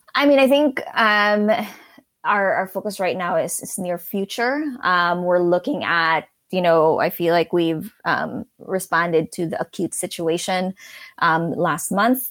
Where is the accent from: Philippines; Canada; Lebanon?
Philippines; moved away as an adult; also born or lived in New York City; now in Pittsburgh, United States; I grew up in the Philippines and, um, moved to New York City after college